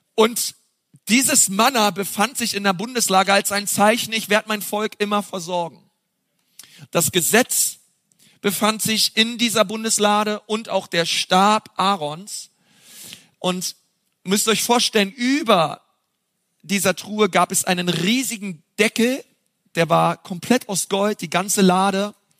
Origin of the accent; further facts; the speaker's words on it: Berlin, Germany; now in Franconia, Germany; als Berliner hier im Frankenland landet